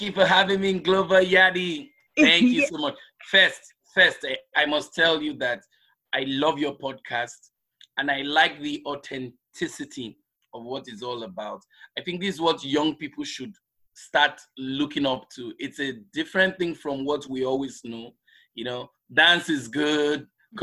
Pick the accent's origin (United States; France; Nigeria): Nigeria; Lagos; moved away; also born or lived in southeastern Nigeria; was born in nigeria in the southeastern part of the country and um, but because most of us in the southeastern part of the country are well traveled so we travel across the country nigeria so I grew up in Lagos